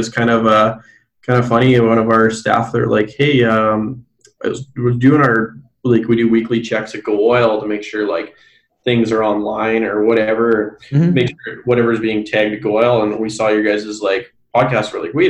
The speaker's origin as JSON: {"language": "English", "town": "Brandon", "region": "Manitoba", "country": "Canada", "tie": "born or raised there", "said": "I've already got to about four companies in my hometown of Brandon"}